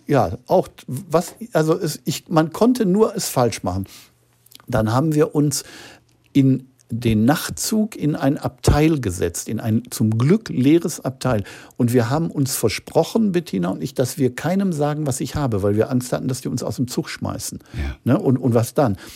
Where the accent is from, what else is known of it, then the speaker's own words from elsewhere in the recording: Gelsenkirchen, North Rhine-Westphalia, Germany; als Kind in Gelsenkirchen habe ich natürlich schlecht Luft gekriegt, weil da waren die Fabriken und viel Dreck in der Luft.